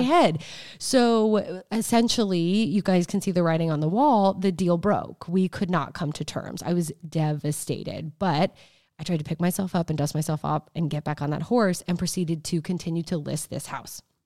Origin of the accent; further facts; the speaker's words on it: United States; being an American